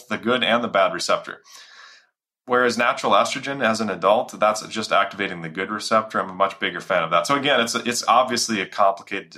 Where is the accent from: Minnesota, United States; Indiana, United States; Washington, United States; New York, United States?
Minnesota, United States; it had 50 families in our area where I grew up in Minnesota